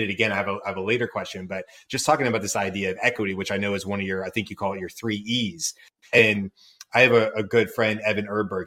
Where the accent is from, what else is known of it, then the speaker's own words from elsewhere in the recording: Georgia, United States; I grew up in Georgia